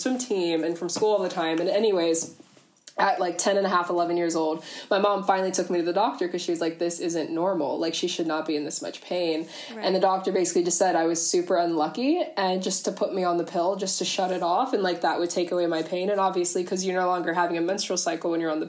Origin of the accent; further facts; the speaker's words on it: Ohio, United States; moved away as an adult; now in Canberra, Australia; I'm originally from the US, from over in Ohio, but I'm actually in Australia